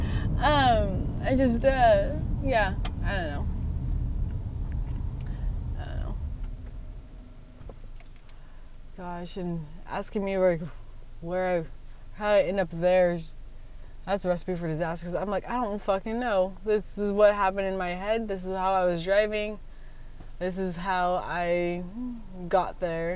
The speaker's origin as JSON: {"language": "English", "town": "Longview", "country": "United States", "tie": "born or raised there", "also_born_or_lived": "Arizona", "said": "I grew up in Longview and I moved to Arizona for 4 years, and then I went back to Longview"}